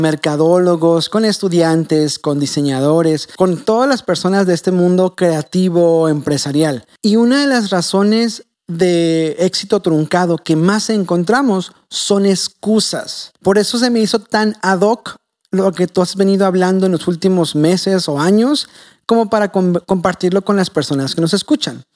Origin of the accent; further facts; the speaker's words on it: Tijuana, Baja California, Mexico; Yo sí soy de aquí de Tijuana, nacido y criado